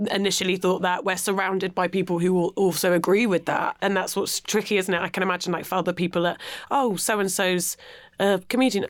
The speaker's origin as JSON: {"language": "English", "town": "Penzance", "region": "South West England", "country": "United Kingdom", "tie": "born or raised there", "moved": "yes", "lives_now": "London, United Kingdom", "said": "I'm from Penzance, like yeah, ah. out, on the way out to Land's End"}